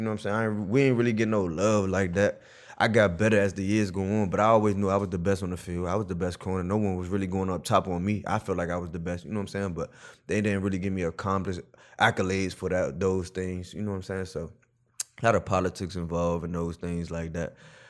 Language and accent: English; Providence, Rhode Island, United States; Like I said, when I went to school and my growing up in Providence, you don't really see different type of people other than your people.